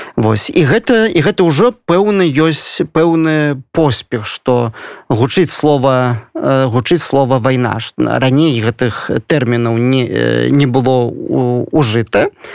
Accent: Belarus; я заўсёды ганаруся что я беларус

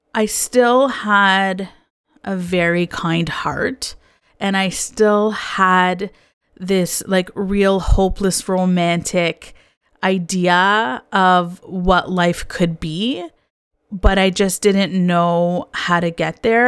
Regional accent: Canada; I also was born and raised in Canada

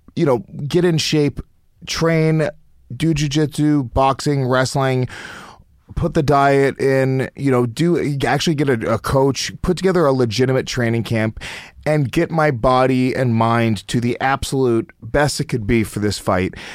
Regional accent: United States; the Indian kids that I grew up with in America

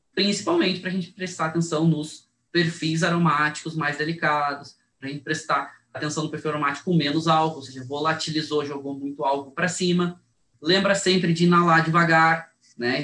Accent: Brazil

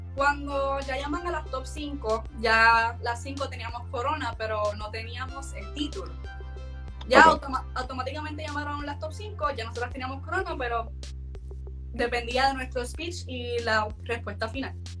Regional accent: Puerto Rico

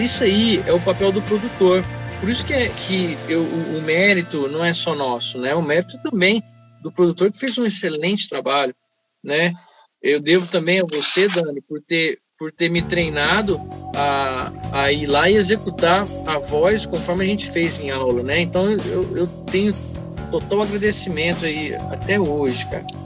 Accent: Pedregulho, São Paulo, Brazil; sou do município de Pedregulho, né? Perto de Estreito, morava na roça lá.

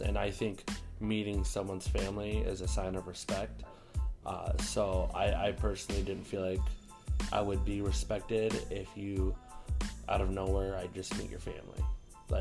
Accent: South Dakota, United States; growing up in South Dakota

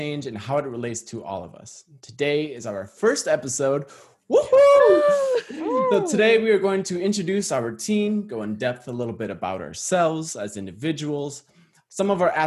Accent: St. Paul, Minnesota, United States; I was born and raised in St. Paul, Minnesota

